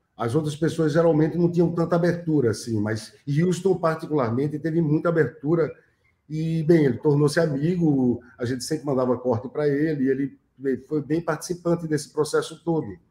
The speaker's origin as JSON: {"language": "Portuguese", "region": "Northeast Brazil", "country": "Brazil", "said": "que é bem nosso, né, tanto nordestino como latino-americano"}